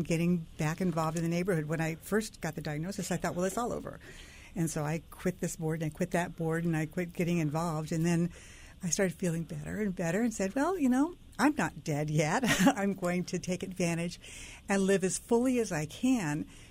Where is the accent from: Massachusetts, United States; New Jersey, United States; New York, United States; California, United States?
California, United States; Orange County; moved away as an adult; also born or lived in Laguna Beach / Fairfield, Connecticut; now in Black Rock, Connecticut, United States; I grew up in Orange County, California